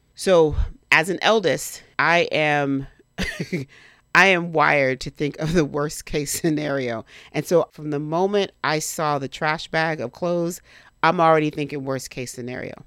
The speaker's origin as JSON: {"language": "English", "town": "Miami", "region": "Florida", "country": "United States", "tie": "born or raised there", "moved": "yes", "said": "technically I'm from Miami. I spent most of my formative years there."}